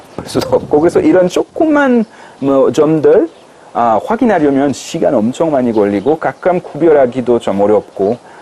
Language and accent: Korean; France; Korean is a second language; moved away as an adult; now in South Korea; 프랑스 사람으로서는